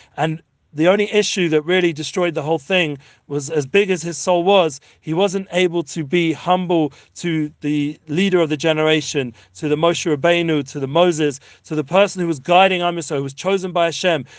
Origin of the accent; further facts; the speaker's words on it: London, United Kingdom; now in Israel; growing up in London and all the other places